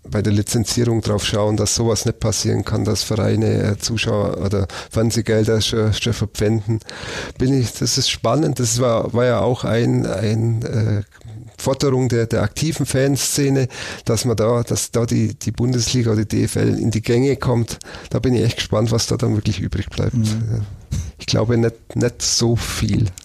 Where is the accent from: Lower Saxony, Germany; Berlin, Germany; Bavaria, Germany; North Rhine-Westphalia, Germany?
Bavaria, Germany; Augsburg; aber als Augsburger denke ich, Sie bleiben drin, knapp.